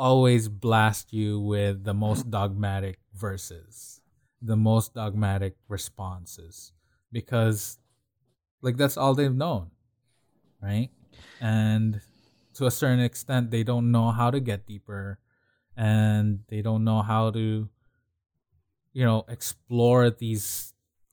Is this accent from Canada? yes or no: no; Philippines; moved away; growing up in the Philippines